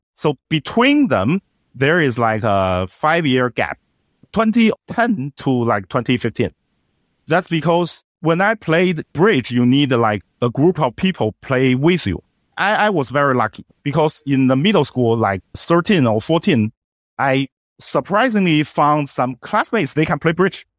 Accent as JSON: {"language": "English", "region": "Beijing", "country": "China", "tie": "born or raised there", "second_language": "English", "said": "my hometown, Beijing"}